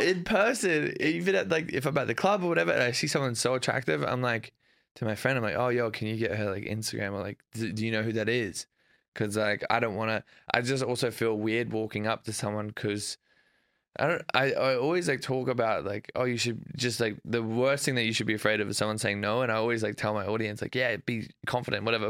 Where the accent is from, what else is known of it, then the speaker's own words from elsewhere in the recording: Australia; moved away as an adult; now in United States; growing up in Australia